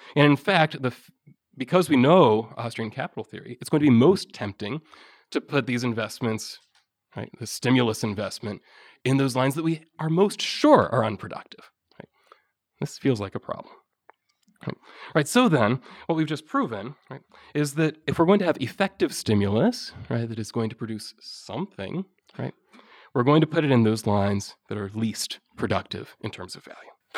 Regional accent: Ohio, United States; I come from Ohio, we have a population of about ten million

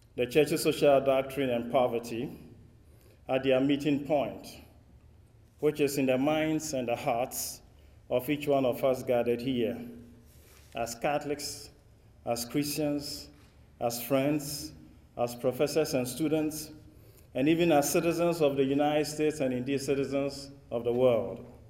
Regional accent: Ghana; accent: West African English; if I speak with an accent which is not quite American or British or Australian, you know where it's coming from.

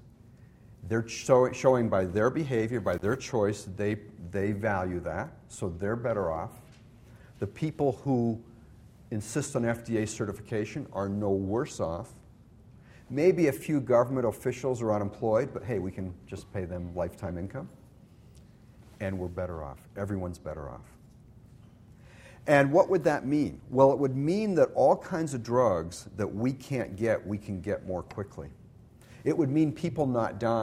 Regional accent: Canada; now in United States; I'm originally from Canada.

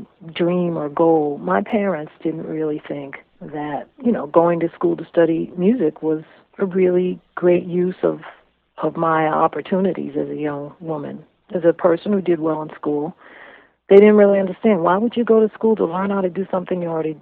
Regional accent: Cambridge, Massachusetts, United States; I grew up in Cambridge

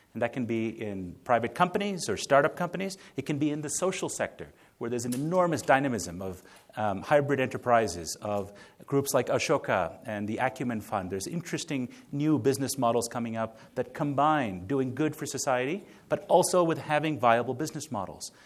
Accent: India; moved away; also born or lived in United States; I was born in India

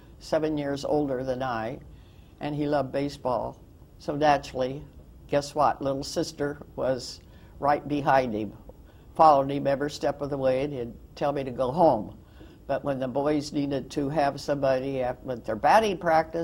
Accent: Lennox, California, United States; also born or lived in Inglewood, California; now in Palm Desert, United States; I was born in Longvale, California, which is right next to LAX Airport

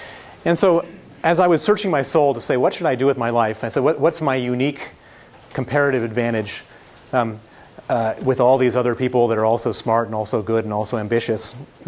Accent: Chicago, Illinois, United States; accent: American accent from Chicago; moved away as an adult; also born or lived in London / Moscow; Indeed, I am an American. I'm from Chicago. But I come from a very unusual family.

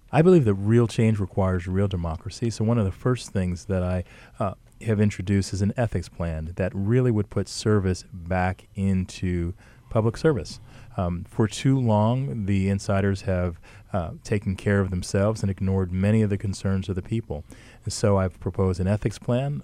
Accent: Montclair, New Jersey, United States; I was born and raised in Montclair

